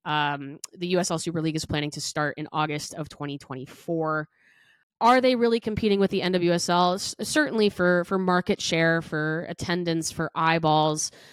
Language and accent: English; Big Ten country, Midwest, United States; now in Chicago, United States; I grew up in Big Ten country